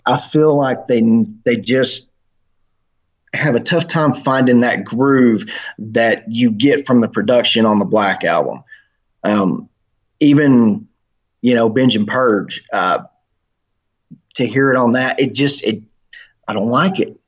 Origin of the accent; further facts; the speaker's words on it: Oklahoma, United States; I am from Oklahoma